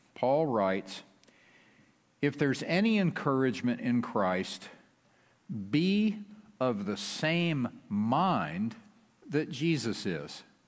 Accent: West Texas, United States; we are from West Texas

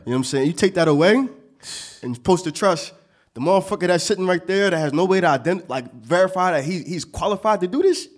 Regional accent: Montgomery County, Pennsylvania, United States; I came from Montgomery County

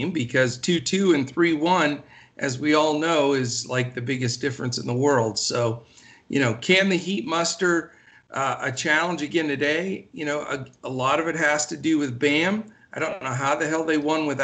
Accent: Pennsylvania, United States; moved away; I'm originally from Pennsylvania

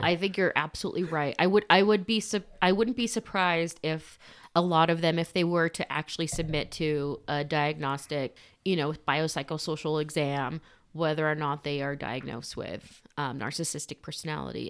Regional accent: Socorro, New Mexico, United States; We're from Socorro

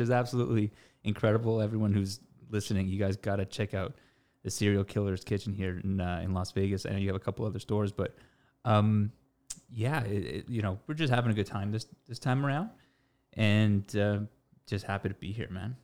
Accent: Toronto, Ontario, Canada; born and raised in Toronto, Canada

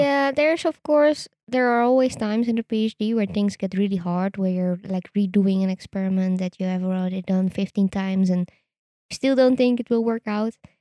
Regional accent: Netherlands; I am Dutch. I was born in the Netherlands. I did all my studies in the Netherlands

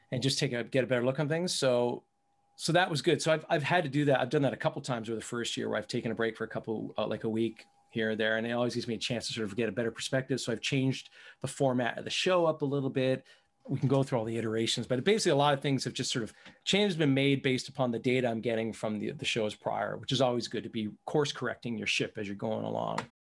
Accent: Canada; I'm from Canada, so it's, it's a qu-, quite a bit north from there

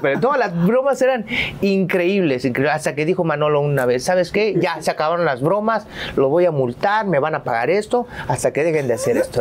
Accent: Jarocho, Veracruz, Mexico; also born or lived in Poza Rica; soy jarocho

